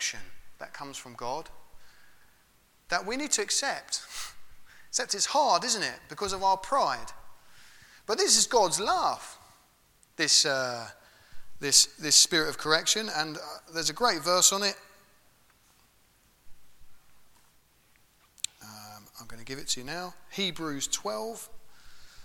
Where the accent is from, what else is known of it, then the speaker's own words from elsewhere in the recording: England, United Kingdom; We're English, aren't we? Not all of us, but we all live in England